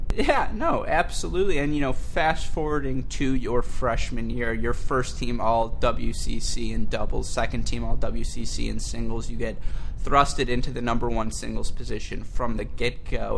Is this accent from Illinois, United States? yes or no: no; Michigan, United States; born and raised in Michigan